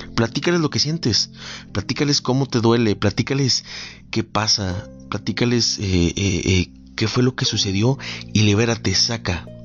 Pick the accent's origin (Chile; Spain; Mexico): Mexico; amo cómo en mi país se celebra este tipo de tradiciones